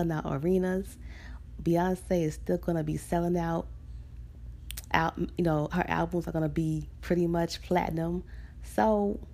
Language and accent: English; Chicago, Illinois, United States; here actually in my hometown, Chicago